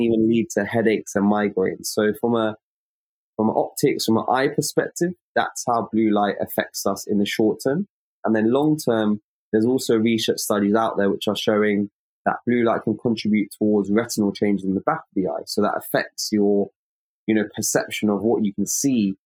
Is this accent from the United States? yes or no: no; London, United Kingdom; I'm an optometrist from London in the United Kingdom